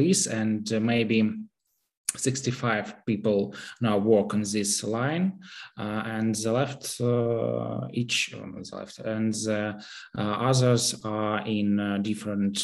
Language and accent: English; Kyiv, Ukraine; I'm from Kyiv